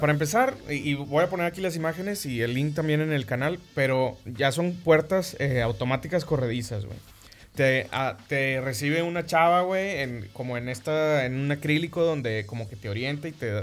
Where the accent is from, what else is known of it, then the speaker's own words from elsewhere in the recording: Monterrey, Nuevo León, Mexico; somos de Monterrey